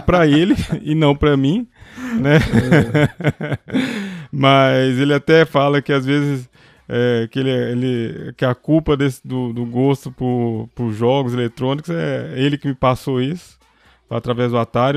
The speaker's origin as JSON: {"language": "Portuguese", "town": "Belo Horizonte", "region": "Minas Gerais", "country": "Brazil", "said": "sou de Belo Horizonte"}